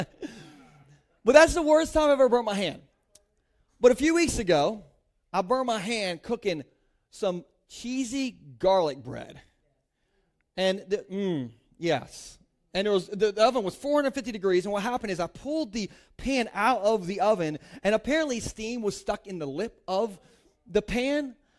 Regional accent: Delaware, United States; I grew up in Gumburgh, Delaware, like, inland Sussex

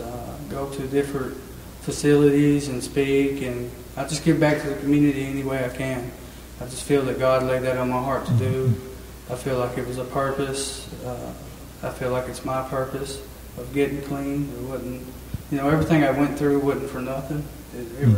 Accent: Smithfield, United States; I'm originally from Smithfield. I'm 32 years old. I've grew up in this church

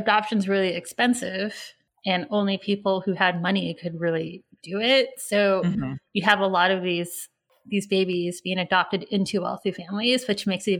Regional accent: California, United States; moved away; also born or lived in New York; I'm from California.

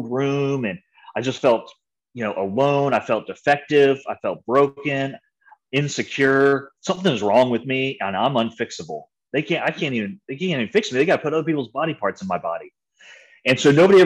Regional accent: San Antonio, Texas, United States; also born or lived in Waco, Texas; I grew up in San Antonio, Texas

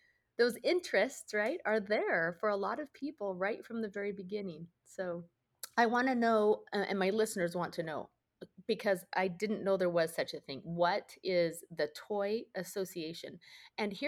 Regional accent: Seattle, Washington, United States; I'm from Seattle, Washington

